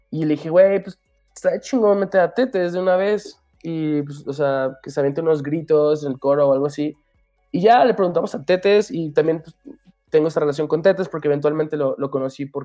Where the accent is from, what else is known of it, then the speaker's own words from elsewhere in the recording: Aguascalientes, Mexico; yo soy mexicano, yo nací en Aguas, de hecho, y no me creían.